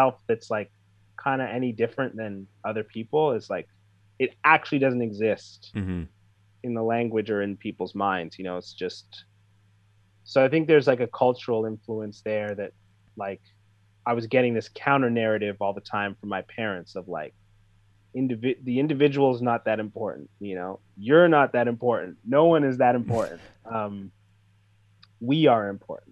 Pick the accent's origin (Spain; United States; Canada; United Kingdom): Canada; I grew up here and I'm a Canadian and I'm part of Canadian culture